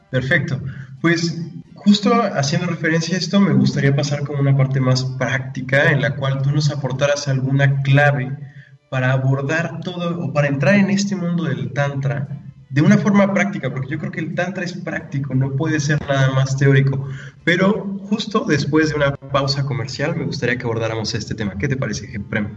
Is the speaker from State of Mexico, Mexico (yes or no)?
no; Puebla, Mexico; una banda mexicana, poblana de hecho, de donde soy yo